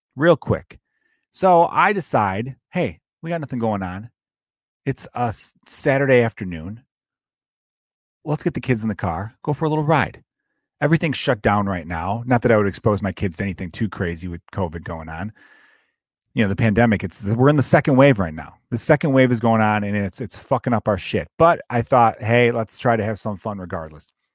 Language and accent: English; United States